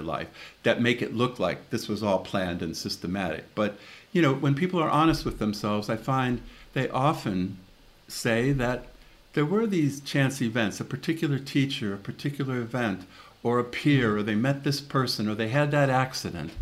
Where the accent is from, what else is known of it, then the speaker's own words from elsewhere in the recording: Chicago, Illinois, United States; moved away as an adult; also born or lived in Austin, Texas; now in London, United Kingdom; I grew up in the Catholic school system in Chicago.